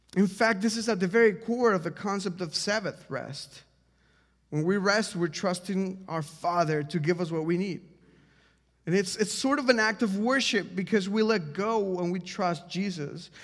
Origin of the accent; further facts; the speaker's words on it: Mexico; now in Washington, D.C., United States; I'm from Mexico, if you don't know this, and, um, before I moved to America